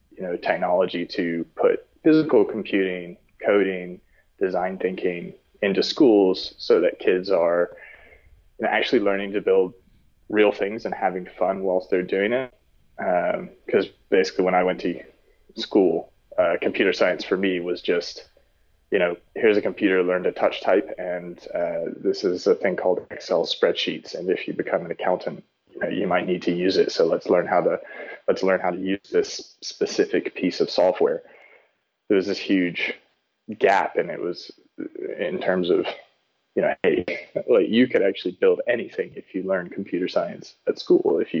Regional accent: South Africa; born there; also born or lived in Texas, United States / London, United Kingdom; So I was born in South Africa, lived there for a little while, and then moved over to Texas.

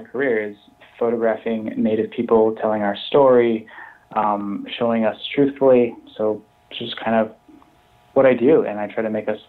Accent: Billings, Montana, United States; moved away as an adult; now in Chicago, United States; I'm from Montana, but I currently live in Chicago

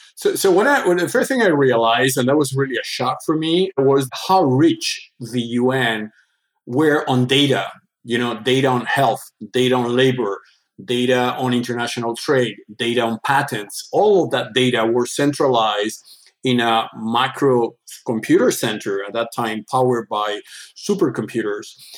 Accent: Andalusia, Spain; English is a second language; moved away as an adult; now in Switzerland; I born in Spain, the southern part of Spain. My father was a hotel entrepreneur doing tours in the southern part of Spain, Andalusia

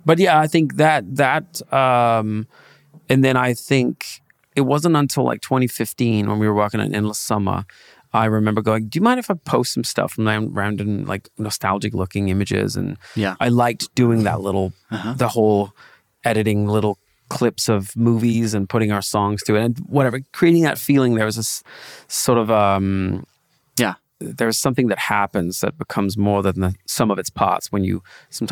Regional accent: Denmark; moved away as an adult; now in Los Angeles, United States; I grew up in Denmark

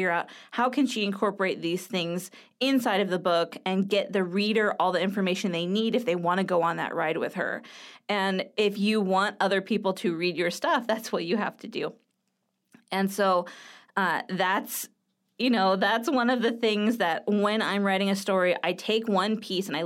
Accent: California, United States; You know, like I'm from Southern California, which is one of the uh, quintessential places where skateboarding happens.

